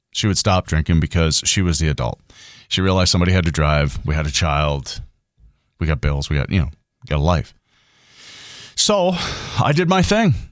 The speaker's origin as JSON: {"language": "English", "town": "Grand Forks", "region": "North Dakota", "country": "United States", "tie": "born or raised there", "said": "I'm from here. I'm from Grand Forks, East Grand Forks. The people that I grew up"}